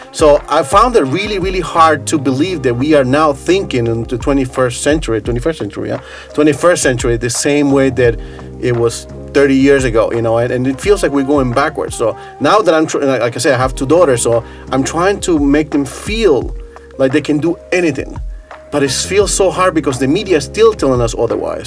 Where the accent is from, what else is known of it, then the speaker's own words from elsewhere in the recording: New York City, New York, United States; moved away as an adult; also born or lived in Costa Rica; now in Saku, Estonia; I grew up in New York City